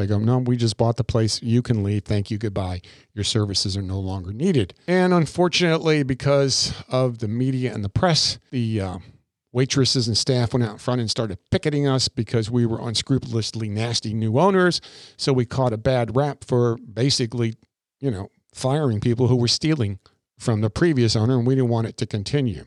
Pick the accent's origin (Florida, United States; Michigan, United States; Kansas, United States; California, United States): Florida, United States; Crystal River; born or raised there; also born or lived in New York